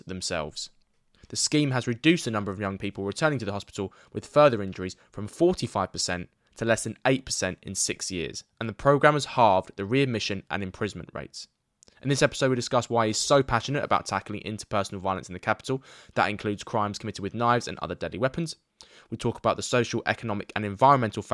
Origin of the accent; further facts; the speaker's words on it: London, United Kingdom; We're both Londoners